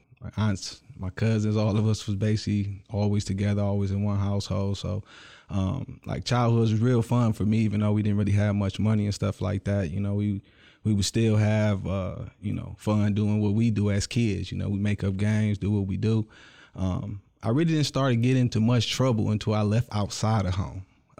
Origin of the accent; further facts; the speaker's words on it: Clinton Township, Michigan, United States; born there; I was originally born in Clinton Township, small town right outside of Detroit, but I've traveled all over the world.